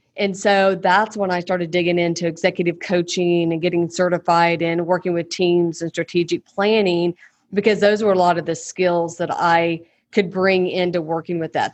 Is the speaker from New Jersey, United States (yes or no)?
no; Oklahoma, United States; born and raised in Oklahoma.